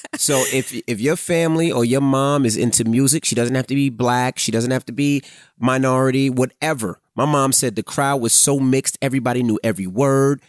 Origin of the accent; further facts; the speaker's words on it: New York City, New York, United States; Growing up in Queens, there was a hundred D Js